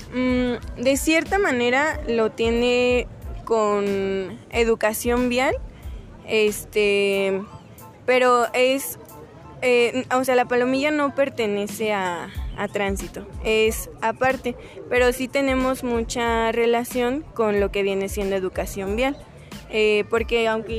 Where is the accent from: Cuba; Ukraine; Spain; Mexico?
Mexico; Dolores Hidalgo, Guanajuato; yo soy de aquí de Dolores